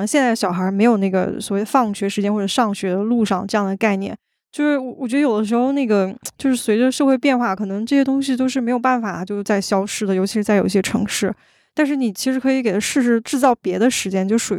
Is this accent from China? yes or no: yes; Northeast China, China; 我记得我上大学的时候有一次有一个事儿特别有意思，就我是东北人嘛，然后我要往那个黑龙江那边坐火车